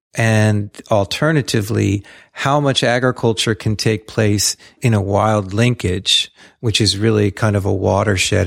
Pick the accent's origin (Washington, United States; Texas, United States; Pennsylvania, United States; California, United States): Pennsylvania, United States; South Central; I grew up in Pennsylvania, a very suburban existence, but suburbia then, you know, was being carved out of the forests and the old farms there in South Central Pennsylvania.